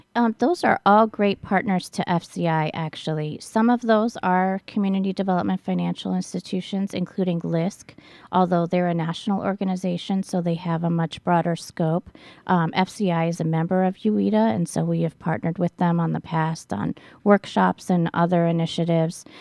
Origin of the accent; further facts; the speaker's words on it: Cleveland, Ohio, United States; moved away as an adult; now in Milwaukee, United States; I grew up in Cleveland